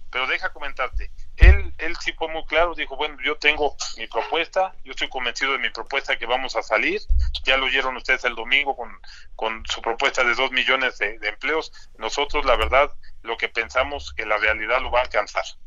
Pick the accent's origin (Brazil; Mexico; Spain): Mexico; como mexicanos que queremos y somos colaboradores